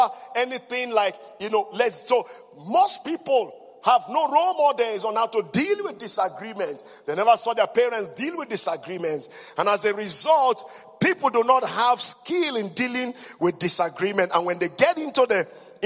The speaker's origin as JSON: {"language": "English", "area": "Igbo, West Africa", "region": "Igboland", "country": "Nigeria", "said": "in West Africa, we're highly patriarchal. Number two, I came from the Igbo tribe"}